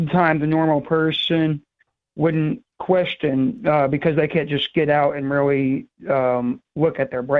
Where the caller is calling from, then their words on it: New Hampshire, United States; I was calling from Waconia, New Hampshire.